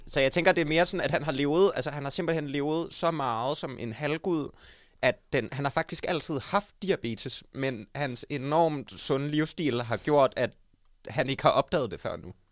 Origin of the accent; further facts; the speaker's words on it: Odense, Southern Denmark, Denmark; jeg kommer fra Odense